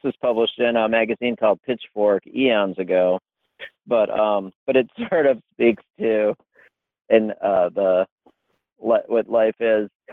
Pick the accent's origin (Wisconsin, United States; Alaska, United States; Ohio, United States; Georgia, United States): Wisconsin, United States; moved away; I grew up in Wisconsin